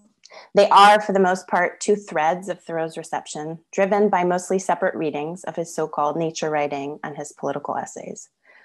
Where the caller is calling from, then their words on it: Melbourne, Victoria, Australia; I'm coming from Wurundjeri country in Melbourne, Australia, and I pay my respects to Wurundjeri elders past, present, and emerging